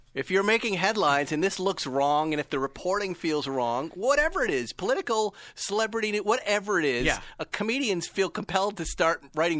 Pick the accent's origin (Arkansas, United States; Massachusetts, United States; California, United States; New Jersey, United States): Massachusetts, United States; I'm from Massachusetts.